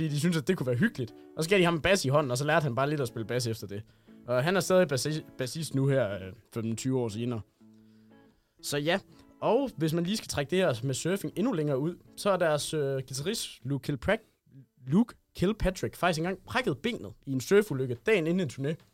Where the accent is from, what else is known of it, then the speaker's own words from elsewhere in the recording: Hørning, Central Denmark Region, Denmark; Jo, det er julekalender optaget i Hørning, min hjemby, hvis I ikke vidste det.